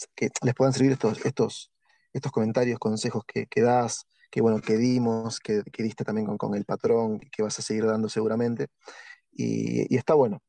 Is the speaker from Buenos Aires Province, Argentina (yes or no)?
yes; Tigre, Buenos Aires Province, Argentina; de donde yo soy también hay mucho trabajo ahí que se llama Tigre la ciudad